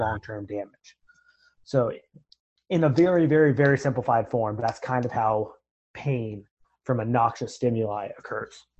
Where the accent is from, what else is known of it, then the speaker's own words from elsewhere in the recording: Marion, Ohio, United States; moved away as an adult; also born or lived in Grenada; I'm from Marion, Ohio. It's a, a small town just north of Columbus.